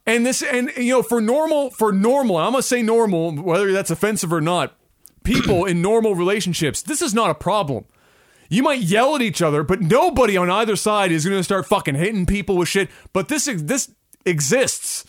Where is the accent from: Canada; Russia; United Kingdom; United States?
Canada